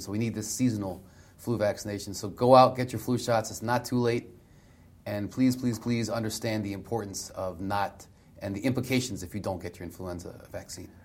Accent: Delmarva Peninsula, Southern Maryland, United States; I grew up in Southern Maryland, Del Mar River Peninsula

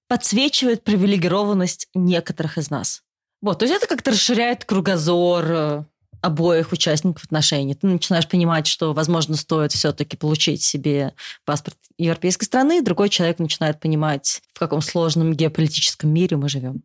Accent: Russia; moved away as an adult; now in Germany; Я не была взрослой в России. То есть я уехала из России сразу после университета

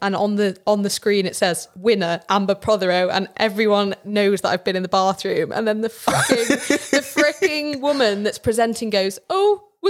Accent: Chester, North West England, United Kingdom; also born or lived in Liverpool; because I'm from Chester and Chester's literally like 40 minutes from Liverpool.

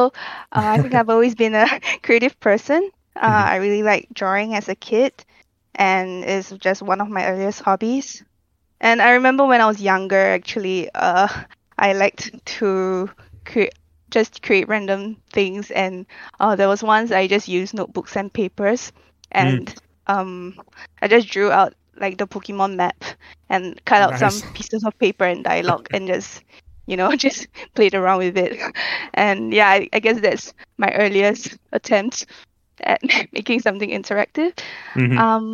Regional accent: Singapore; I am Singaporean, so I've lived here my whole life.

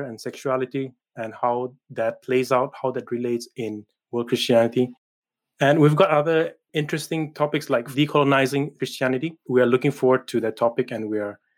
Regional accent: Manipur, India; moved away as an adult; now in Edinburgh, United Kingdom; I come from the northeastern state of Manipur in India, and I belong to a people group, a tribe called the Nagas

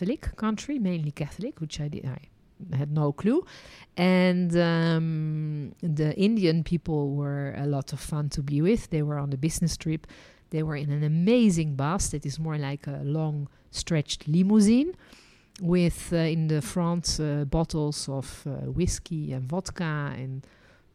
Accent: Netherlands; also born or lived in France; now in Israel; And I was born in Holland, then lived and worked as a licensed tour guide in France, and ended my journey living and working in Israel.

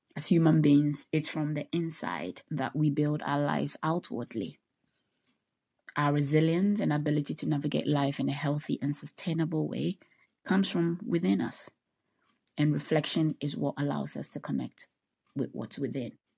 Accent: Ghana; moved away as an adult; also born or lived in United States; I was born and raised in Ghana

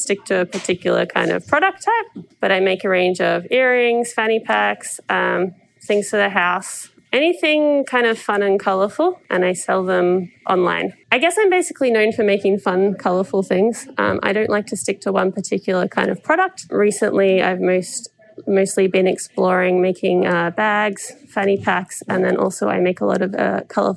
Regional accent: Melbourne, Victoria, Australia; moved away as an adult; now in Vancouver, Canada; I'm originally from Melbourne, Australia

